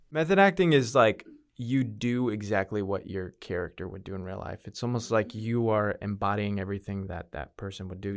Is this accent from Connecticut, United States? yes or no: yes; New Britain, Connecticut, United States; moved away as an adult; now in Texas, United States; grew up in Connecticut, went for my first semester of college at the University of Connecticut